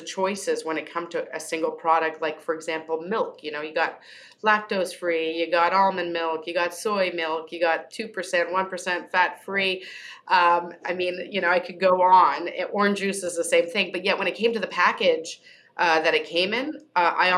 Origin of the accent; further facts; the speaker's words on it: Canada; I'm Canadian.